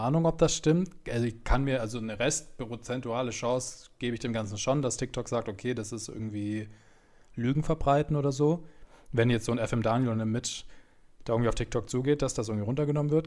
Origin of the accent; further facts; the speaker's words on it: Munich, Bavaria, Germany; ich komme aus München